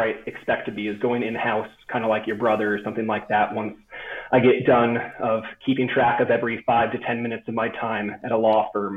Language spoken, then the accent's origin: English; Happy Valley, Oregon, United States; moved away as an adult; also born or lived in Corvallis, Oregon / Southern California; now in Denver, United States; I'm from just outside of Portland, Oregon, a little town called Happy Valley. So kind of within that Willamette Valley string, the suburbs of Portland. Lived there up until I went to college